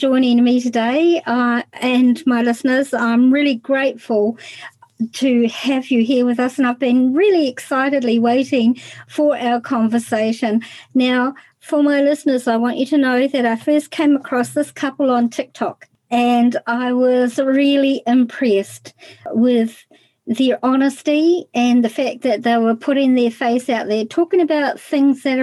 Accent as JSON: {"language": "English", "country": "New Zealand", "said": "I'm from New Zealand"}